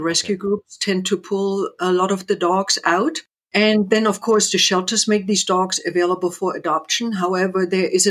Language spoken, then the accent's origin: English; East Germany, Germany; moved away; I grew up in East Germany.